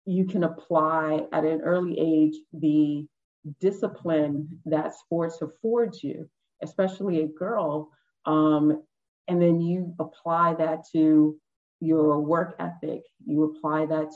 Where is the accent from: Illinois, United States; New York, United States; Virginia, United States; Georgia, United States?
New York, United States; New York City; growing up on the Upper West Side